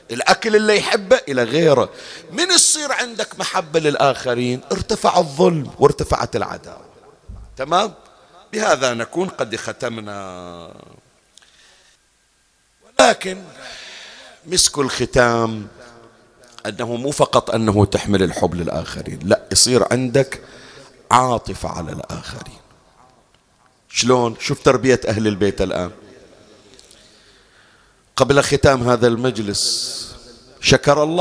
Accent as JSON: {"language": "Arabic", "country": "Bahrain", "said": "أحكي لك عندنا في البحرين"}